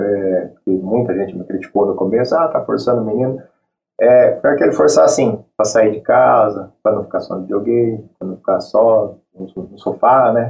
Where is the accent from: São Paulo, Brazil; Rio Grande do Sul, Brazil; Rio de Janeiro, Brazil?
São Paulo, Brazil; eu sou de São Paulo